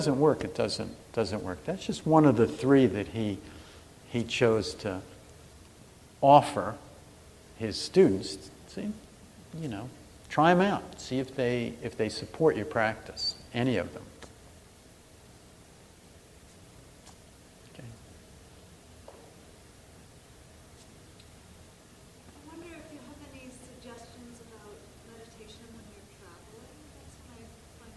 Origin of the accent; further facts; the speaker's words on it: New Jersey, United States; I'm from New Jersey